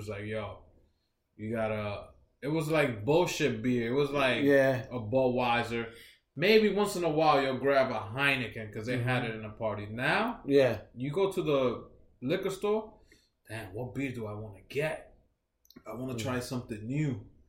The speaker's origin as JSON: {"language": "English", "region": "New Jersey", "country": "United States", "said": "I'm in Jersey."}